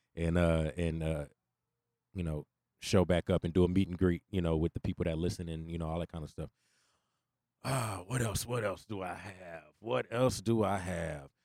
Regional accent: Houston, Texas, United States; I grew up in Inwood

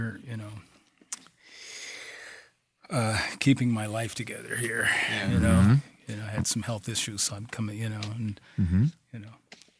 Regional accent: Duluth, Minnesota, United States; moved away as an adult; also born or lived in Japan; now in Italy; Yeah, I'm from Duluth, man.

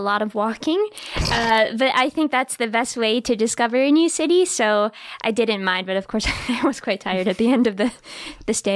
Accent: New Hampshire, United States; moved away; it looked exactly like my hometown in New Hampshire

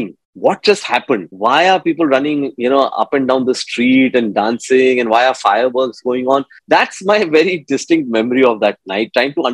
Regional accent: Hyderabad, Telangana, India; moved away; I just reached my hometown of Hyderabad. That's where I was born

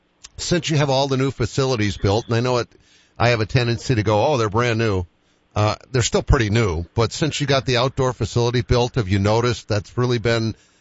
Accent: East Coast, United States; because I'm from East Coast

